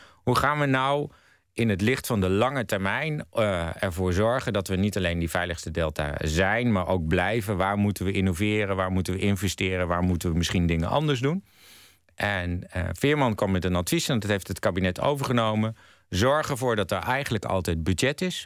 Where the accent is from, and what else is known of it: Netherlands; moved away as an adult; also born or lived in United States